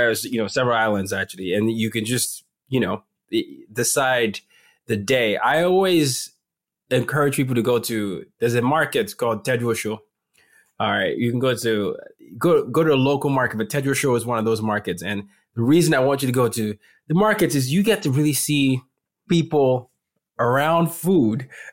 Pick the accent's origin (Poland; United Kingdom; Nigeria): Nigeria; Lagos; Lagos is, you know, home for me. It's my hometown.